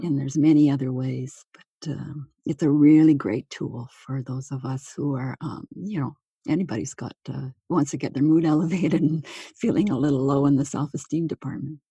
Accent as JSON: {"language": "English", "region": "Manitoba", "country": "Canada", "tie": "born or raised there", "also_born_or_lived": "Toronto, Ontario / Hamilton, Ontario", "moved": "as an adult", "said": "my hometown"}